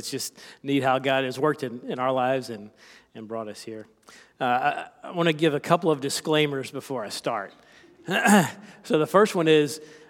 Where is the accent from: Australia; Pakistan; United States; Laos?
United States; South Carolina; I am from South Carolina. I don't have much of an accent, but there may be a few phrases or terms that I use that may be a bit foreign.